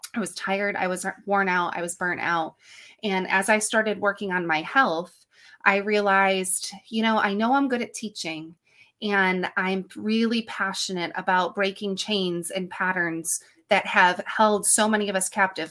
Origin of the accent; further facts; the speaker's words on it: upstate New York, United States; I am from good old upstate New York where it's snowy and blowy this time of year